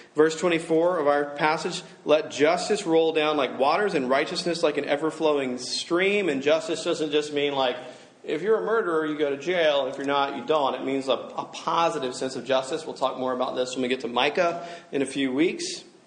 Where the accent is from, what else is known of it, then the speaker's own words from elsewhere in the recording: Alabama, United States; I'm from Alabama